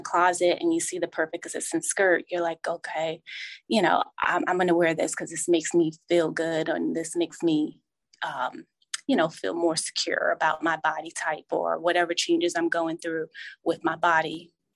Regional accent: New Jersey, United States; moved away; I grew up in New Jersey

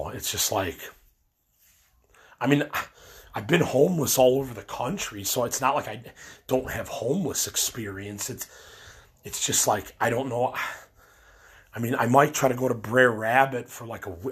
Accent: Illinois, United States; we're from Illinois

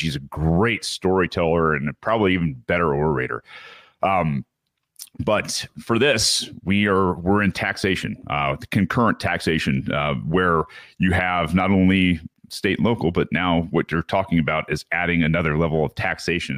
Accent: Michigan, United States; Michigan, uh, my hometown here

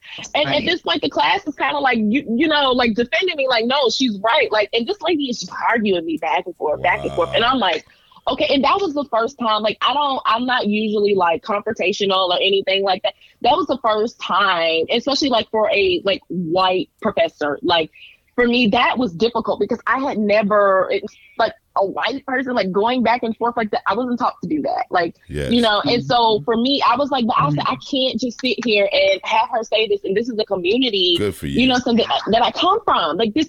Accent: the South, United States; And growing up in the South, I saw it. I see it.

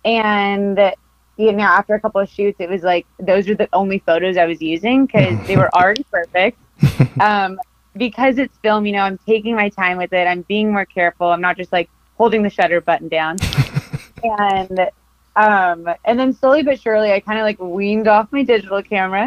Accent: Costa Mesa, California, United States; I grew up in Costa Mesa, California

